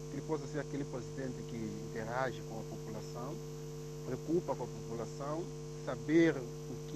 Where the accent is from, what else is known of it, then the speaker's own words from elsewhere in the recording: São Tomé & Príncipe; now in Portugal; nós santomenses, assim, né, que, os que estão lá em Santo Tomé, como também os que estão na diáspora, caso eu que estou aqui em Portugal